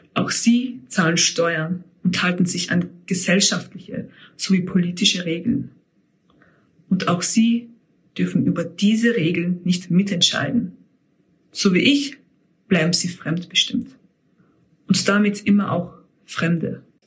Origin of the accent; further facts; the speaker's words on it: Steyr, Upper Austria, Austria; Obwohl ich hier geboren und aufgewachsen bin